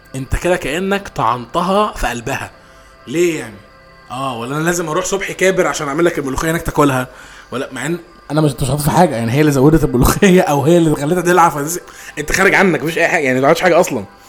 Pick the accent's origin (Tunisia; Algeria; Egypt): Egypt; احنا كاطفال مصريين